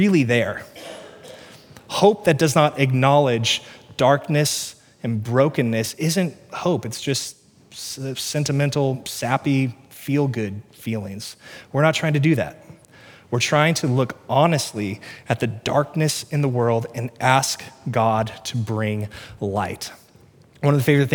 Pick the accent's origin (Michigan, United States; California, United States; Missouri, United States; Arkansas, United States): Missouri, United States; Cass County; I grew up in Cass County, Missouri